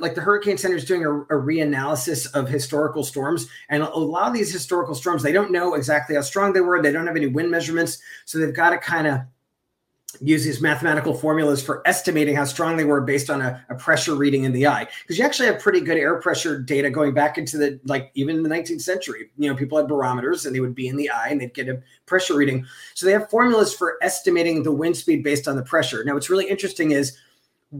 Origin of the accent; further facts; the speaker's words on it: Long Island, New York, United States; I'm from the Northeast. I grew up on Long Island, so in New York